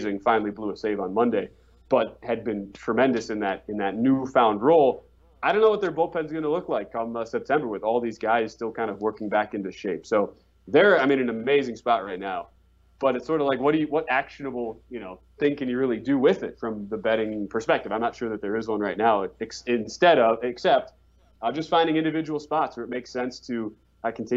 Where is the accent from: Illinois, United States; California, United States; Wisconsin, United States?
Wisconsin, United States; Milwaukee; I am from the lovely city of Milwaukee, Wisconsin